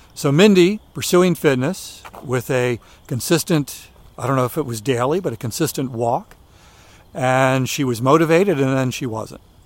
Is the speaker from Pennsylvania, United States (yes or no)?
no; Maryland, United States; where I was growing up in Maryland